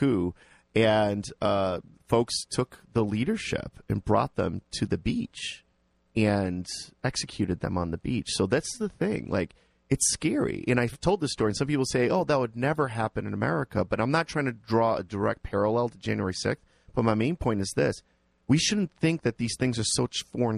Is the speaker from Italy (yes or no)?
no; Liberia; now in Cheshire, United States; I was born in Liberia